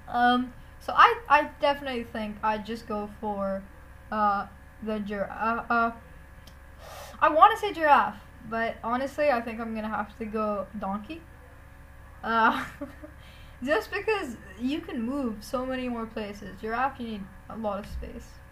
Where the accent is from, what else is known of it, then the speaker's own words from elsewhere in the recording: India; I'm an Indian